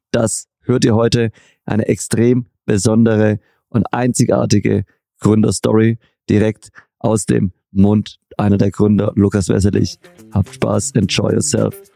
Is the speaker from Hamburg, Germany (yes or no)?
no; Göppingen, Baden-Württemberg, Germany; Ich komme aus der Perle Europas, Baden-Württemberg und zwar aus Göppingen bei Stuttgart.